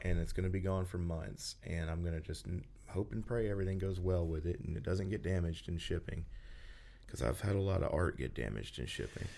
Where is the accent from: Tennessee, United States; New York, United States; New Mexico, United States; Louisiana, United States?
Tennessee, United States; Memphis; I'm from the Memphis area.